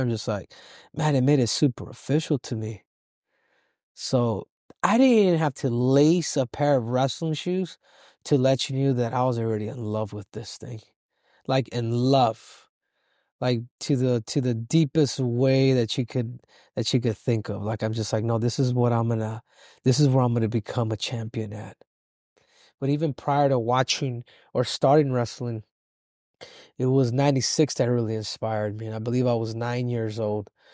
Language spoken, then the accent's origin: English; Los Angeles, California, United States; I was born in, uh, in South Central L